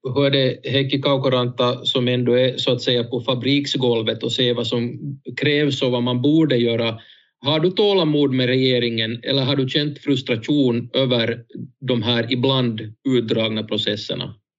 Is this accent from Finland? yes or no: yes; Jakobstad, Ostrobothnia, Finland; som Jakobstadsbo